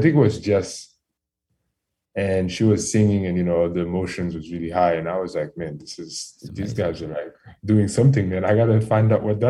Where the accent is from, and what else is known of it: Haiti; born or raised there; accent: Caribbean; first language French; English is a second language; also born or lived in Providence / Queens, New York; now in New York, United States